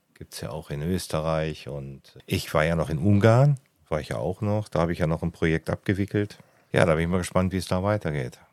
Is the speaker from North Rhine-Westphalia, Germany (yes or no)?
yes; Ruhr area, North Rhine-Westphalia, Germany; now in Lake Constance, Germany; ich komme ursprünglich mal aus dem Ruhrgebiet.